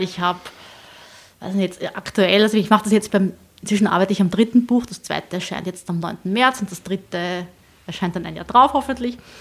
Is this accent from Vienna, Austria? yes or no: no; Southern Burgenland, Austria; ich komme aus dem Südburgenland